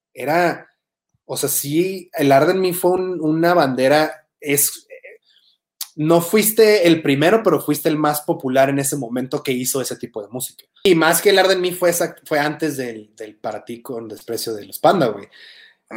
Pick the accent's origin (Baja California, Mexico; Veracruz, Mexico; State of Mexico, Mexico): Baja California, Mexico; Tijuana; moved away as an adult; now in Mexico City, Mexico; soy de Tijuana